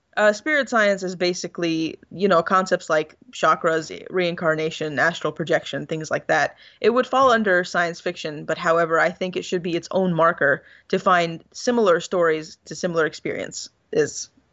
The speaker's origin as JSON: {"language": "English", "country": "Egypt", "tie": "born or raised there", "moved": "yes", "said": "I went back to Egypt, I not only visited my hometown and my family"}